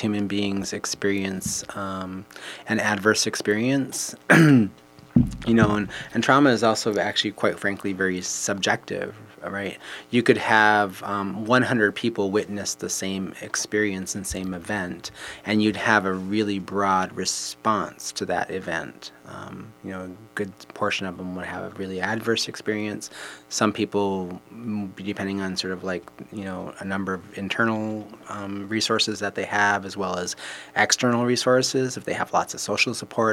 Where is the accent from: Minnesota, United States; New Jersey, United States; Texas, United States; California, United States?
Minnesota, United States; I was born and raised in here in Minnesota